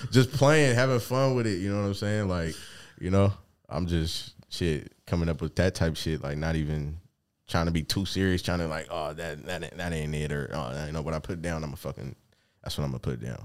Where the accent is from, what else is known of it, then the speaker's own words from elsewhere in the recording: Seattle, Washington, United States; growing up in Seattle